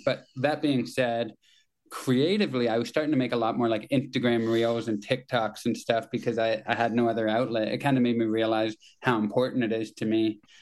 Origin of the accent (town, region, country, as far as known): Kitchener, Ontario, Canada; born or raised there